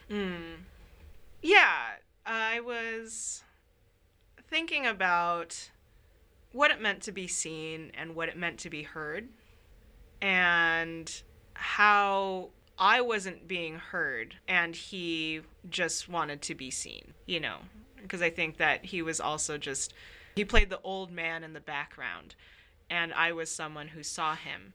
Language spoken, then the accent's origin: English; Sacramento, California, United States; moved away as an adult; now in Minnesota, United States; I come from Sacramento, uh, which is often called the Midwest of California. I moved to Minnesota for graduate school